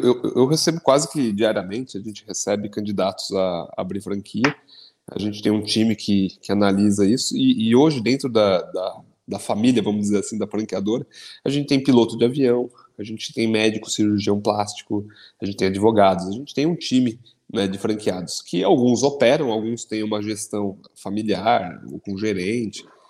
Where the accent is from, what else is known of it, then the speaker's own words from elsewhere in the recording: São Caetano do Sul, São Paulo, Brazil; lá na minha cidade de São Caetano